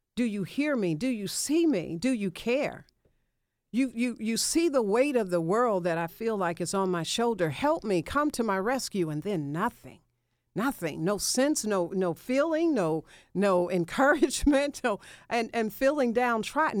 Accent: Memphis, Tennessee, United States; moved away as an adult; now in Atlanta, United States; I left my hometown of Memphis

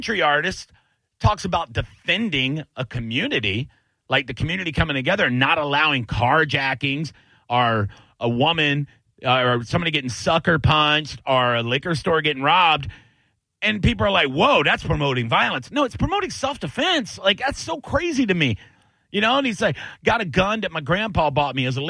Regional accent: Tampa, Florida, United States; also born or lived in Plant City, Florida; I lived in Plant City, you know, back in high school for a little while, you know, for a year or two after my parents moved out there when I grew up in Tampa.

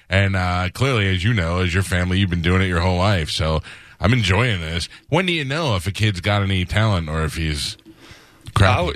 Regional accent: New York, United States; now in Tampa, United States; I grew up in New York

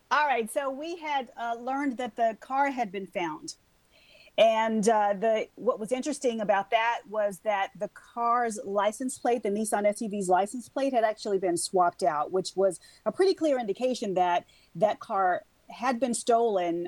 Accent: Mississippi, United States; moved away; my home state of Mississippi

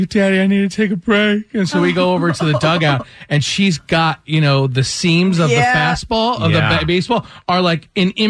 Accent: Peachtree Corners, Georgia, United States; my hometown of Peachtree Corners.

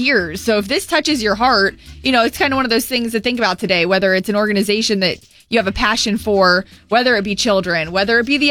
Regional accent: Florida, United States; I'm born and raised in Florida

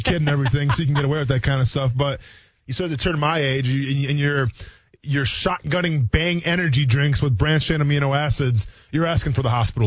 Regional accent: Wisconsin, United States; moved away; I'm from Wisconsin

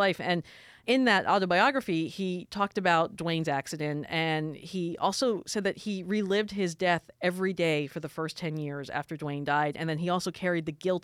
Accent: South Florida, United States; moved away as an adult; also born or lived in Richmond, Virginia; now in Atlanta, United States; I grew up in South Florida. My family's from New York

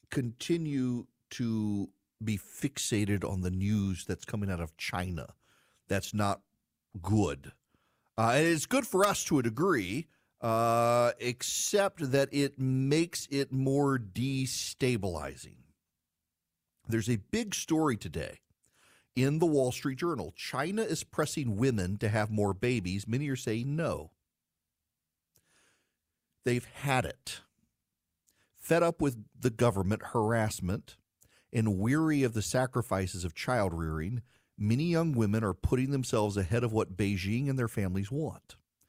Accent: Dubai, United Arab Emirates; because I grew up overseas. I grew up in Dubai.

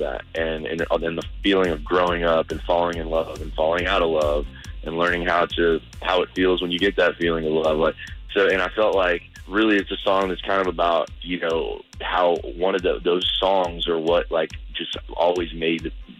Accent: Florida, United States; moved away; Anytime I get to come back here and be not only around my hometown, but just in my home state of Florida

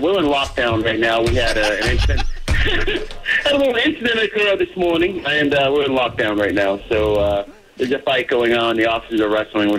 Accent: Revere, Massachusetts, United States; I grew up in Revere and Selkie.

